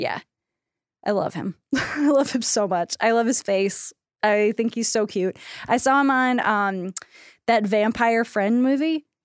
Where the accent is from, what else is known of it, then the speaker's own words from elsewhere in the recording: United States; as American women